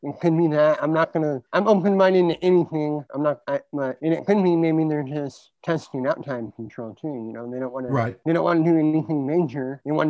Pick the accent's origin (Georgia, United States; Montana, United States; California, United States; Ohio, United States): California, United States; now in Nevada, United States; I grew up in California. I'm in Nevada now.